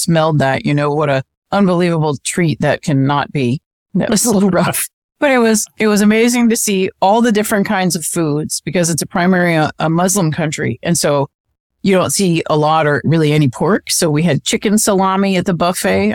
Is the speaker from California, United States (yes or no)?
no; Ohio, United States; moved away; I grew up in Ohio